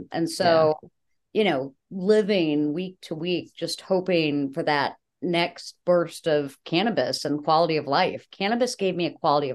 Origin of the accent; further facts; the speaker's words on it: Buffalo, New York, United States; I'm from Buffalo, New York